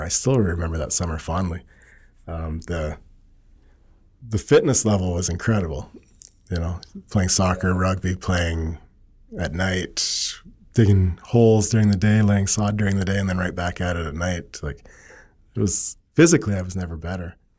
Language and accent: English; Cranbrook, British Columbia, Canada; also born or lived in Edmonton; born in Edmonton, but don't have many, many memories of Edmonton. We moved to Cranbrook and my family built a, an acreage in Cranbrook, just outside of Cranbrook, I guess. And so school, high school, uh, first jobs, they were all in Cranbrook.